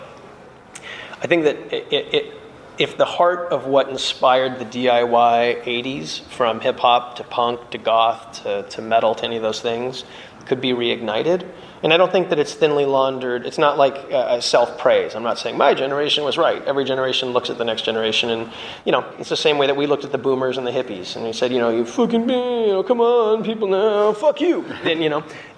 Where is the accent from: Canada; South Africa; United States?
United States; Phoenix, Arizona; growing up in Phoenix, Arizona